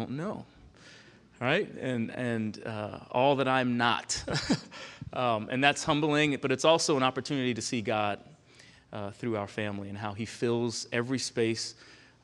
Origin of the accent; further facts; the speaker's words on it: Long Island, New York, United States; moved away as an adult; now in Charlottesville, United States; Born and raised on Long Island, New York